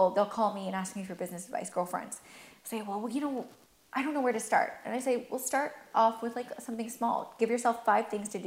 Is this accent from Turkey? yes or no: yes; Turkey; born there; I was born in Turkey, and I'm not actually Turkish, but um, we took refuge in Turkey when my mom was pregnant